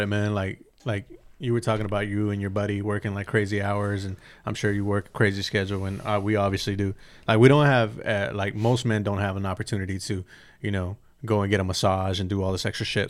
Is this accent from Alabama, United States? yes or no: no; San Bernardino, California, United States; in my hometown